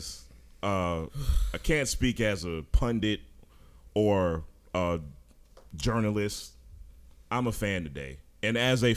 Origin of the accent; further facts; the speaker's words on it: Hartford, Connecticut, United States; I was born in Hartford, Connecticut